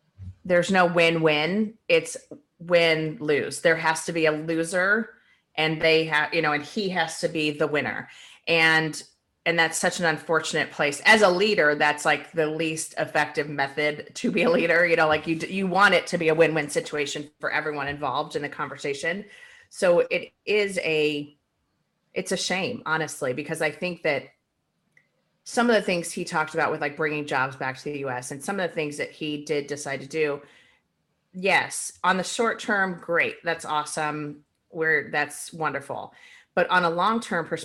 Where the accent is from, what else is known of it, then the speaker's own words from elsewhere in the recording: Akron, Ohio, United States; moved away; also born or lived in Arizona; I'm from Ohio. So in the 80s and, you know, we were leaving Ohio to move to Arizona because of the fact that like Akron was basically shutting down.